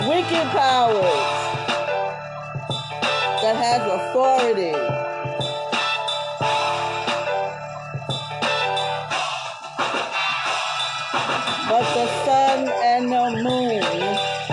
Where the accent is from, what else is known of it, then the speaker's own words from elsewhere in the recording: New York City, New York, United States; moved away; somebody that I grew up with back in Brooklyn